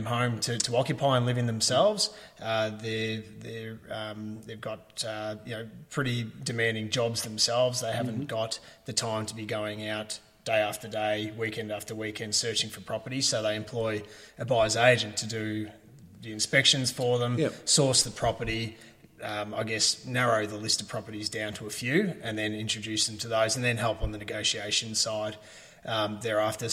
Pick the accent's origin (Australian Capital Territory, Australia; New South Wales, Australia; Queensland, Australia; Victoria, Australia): Victoria, Australia; Ballarat; I've lived here pretty much my whole life and went to school here, so it is my hometown